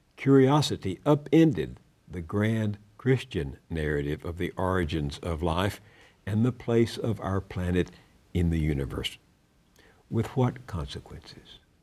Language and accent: English; Texas, United States; my home state of Texas